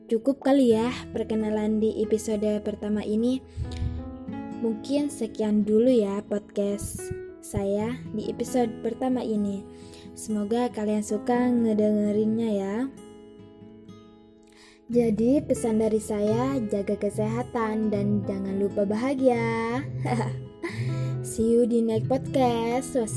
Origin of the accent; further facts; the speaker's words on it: Sumenep, East Java, Indonesia; born there; saya lahir di Sumeneb tanggal 5 Agustus 2001. Tentu saja masih muda ya, masih 19 tahun.